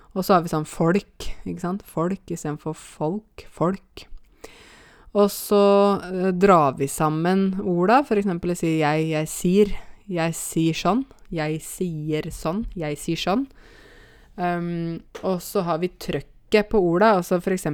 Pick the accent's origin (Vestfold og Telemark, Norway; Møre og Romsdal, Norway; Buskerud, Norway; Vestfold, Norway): Buskerud, Norway; Åmot; accent: Åmot dialect; moved away; also born or lived in Oslo; jeg kommer fra ei bygd som heter Åmot, og det er eh, Eh, altså Åmot ligger i en kommune litt utafor eh, Hokksund, eller egentlig rundt 20 minutter hvis du kjører sånn etter fartsgrensa, i hvert fall. Eh, der vokste jeg opp